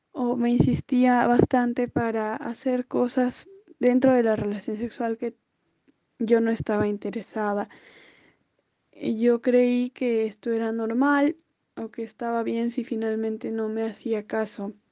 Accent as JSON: {"language": "Spanish", "country": "Peru", "said": "Hola, tengo 22 años y soy de Perú."}